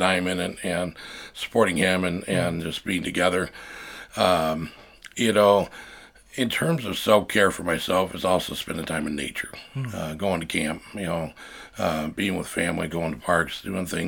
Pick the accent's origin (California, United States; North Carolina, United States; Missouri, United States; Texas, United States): California, United States; Napa; moved away as an adult; now in Omaha, United States; Born and raised in Napa, California. Came to Omaha, Nebraska and... 18 years ago.